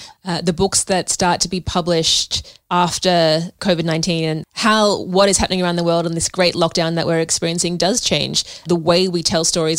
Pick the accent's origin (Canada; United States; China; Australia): Australia; Sydney, New South Wales; moved away as an adult; now in Melbourne, Australia; So I grew up in Sydney. I was there until I was 30 and I still miss Sydney. I live in Melbourne now.